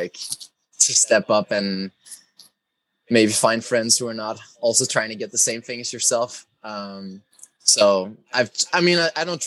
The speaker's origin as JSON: {"language": "English", "town": "Copenhagen", "region": "Capital Region of Denmark", "country": "Denmark", "tie": "born or raised there", "said": "I was raised in Copenhagen, so pretty much the capital of the country"}